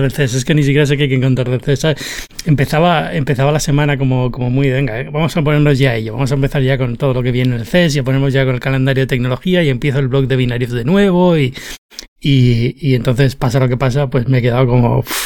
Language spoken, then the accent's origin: Spanish; Spain; moved away as an adult; now in United States; vengo de España